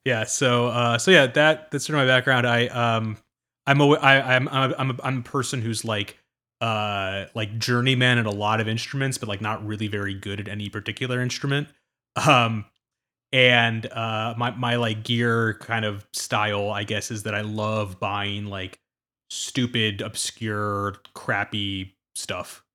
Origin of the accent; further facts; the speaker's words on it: suburbs of Washington, D.C., District of Columbia, United States; I grew up in the East Coast in the suburbs of D C